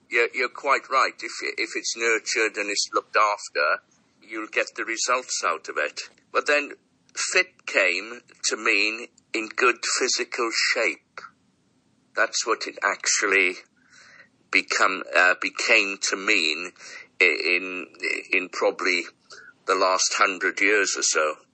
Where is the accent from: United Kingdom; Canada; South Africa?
United Kingdom; Wales; we, being a Welsh boy